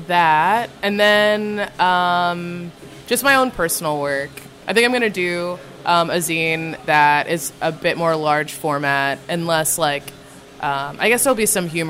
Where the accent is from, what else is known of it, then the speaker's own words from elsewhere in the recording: Atlanta, Georgia, United States; now in Philadelphia, United States; I'm from Atlanta